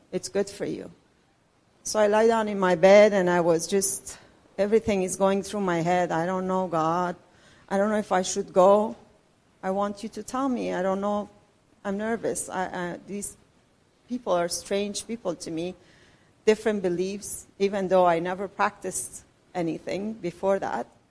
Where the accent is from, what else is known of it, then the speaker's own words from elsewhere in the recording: Iran; moved away as an adult; also born or lived in Richmond Hill, Canada; now in Canada; I'm from Iran. I've been living in Canada with my husband and my two kids for last 30 years